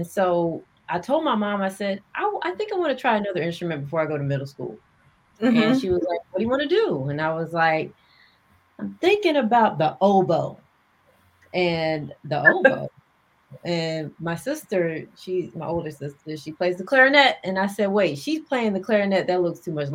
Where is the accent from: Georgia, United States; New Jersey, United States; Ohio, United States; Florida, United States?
Georgia, United States; Marietta; also born or lived in North Carolina / New York / overseas; I was born in North Carolina. Okay. I was raised in Georgia, in Marietta to be exact